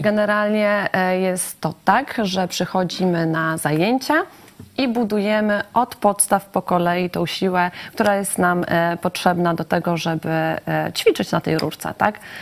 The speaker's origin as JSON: {"language": "Polish", "region": "Lublin Voivodeship", "country": "Poland", "said": "u nas na Lubelszczyźnie"}